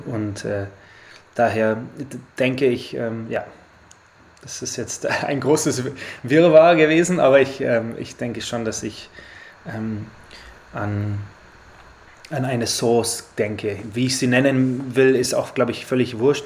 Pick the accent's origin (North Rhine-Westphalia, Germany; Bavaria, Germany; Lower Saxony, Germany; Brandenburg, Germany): Bavaria, Germany; Rosenheim; also born or lived in Australia; wir sind in Rosenheim geboren